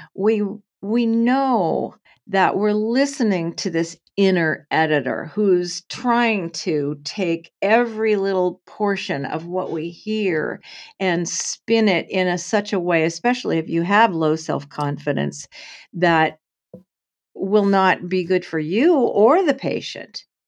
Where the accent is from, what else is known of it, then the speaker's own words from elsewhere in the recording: Portland, Oregon, United States; also born or lived in San Francisco area; I grew up in Portland, Oregon in the day